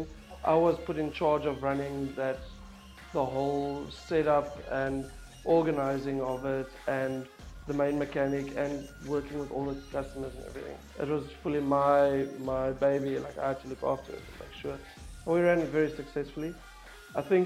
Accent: Bloemfontein, Free State, South Africa; moved away as an adult; now in Stellenbosch, South Africa; originally I'm from Bloemfontein, South Africa, and I've been living in Stellenbosch

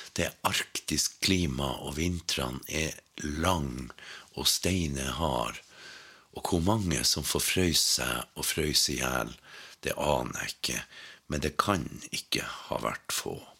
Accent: Sør-Varanger, Finnmark, Norway; hjemme i Sør-Varanger

